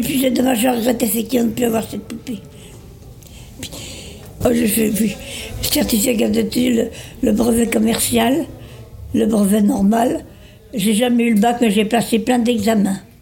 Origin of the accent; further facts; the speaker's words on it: Paris, Île-de-France, France; je suis née euh, à Paris. Mes parents sont de la Franche-Comté.